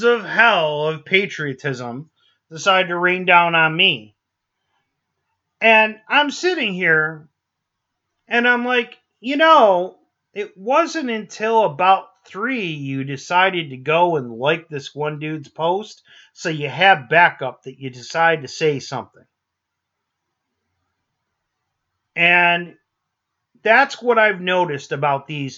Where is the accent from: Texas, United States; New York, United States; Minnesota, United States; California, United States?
New York, United States; moved away; originally we're from New York. I grew up in a neighborhood